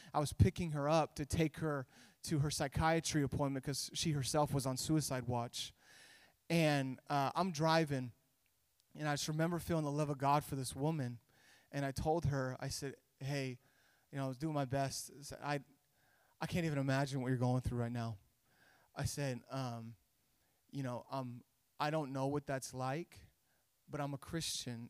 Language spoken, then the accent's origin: English; Idaho, United States; moved away as an adult; also born or lived in California; now in Orange County, United States; I was born in California, but when I was a little kid, my parents moved us up to Idaho, and that's where I grew up.